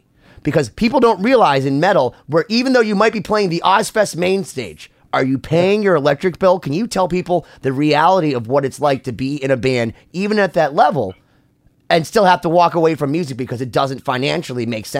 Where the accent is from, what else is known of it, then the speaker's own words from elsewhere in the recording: Worcester, Massachusetts, United States; I grew up in Worcester, Massachusetts